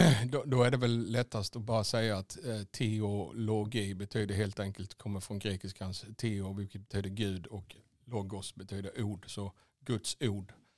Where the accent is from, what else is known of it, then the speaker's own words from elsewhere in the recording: Vekrum, Blekinge, Sweden; also born or lived in Karlskrona / Asarum / Svängsta; Vekrum, då började de första minnena dyka upp